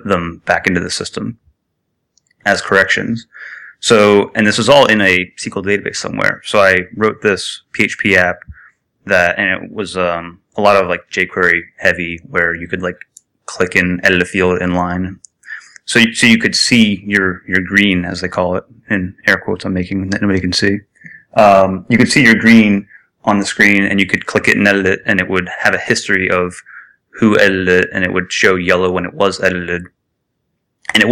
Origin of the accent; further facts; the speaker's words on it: Philadelphia, Pennsylvania, United States; I grew up around Philadelphia